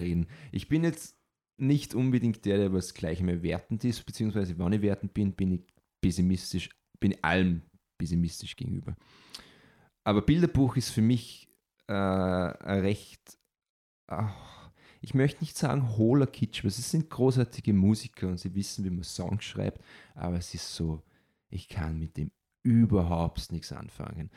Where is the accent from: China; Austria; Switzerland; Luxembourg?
Austria; ich bin Europäer, aber ganz spezifisch bin ich Österreicher